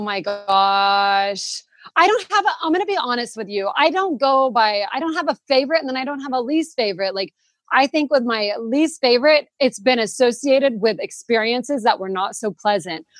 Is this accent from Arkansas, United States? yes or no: yes; Arkansas, United States; moved away as an adult; now in Spain; I'm originally from Arkansas in the United States